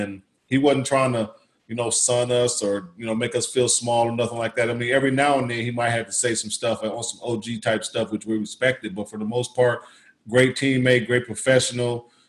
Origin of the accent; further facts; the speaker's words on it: Indiana, United States; I'm from Indiana.